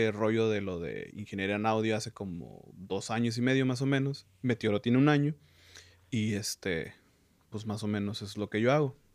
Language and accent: Spanish; Tijuana, Baja California, Mexico; also born or lived in San Diego, United States; yo tengo 26 años, soy de San Diego, criado en Tijuana.